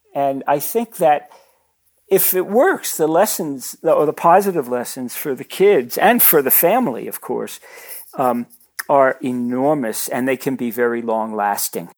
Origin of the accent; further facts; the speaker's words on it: New York City, New York, United States; I grew up in Brooklyn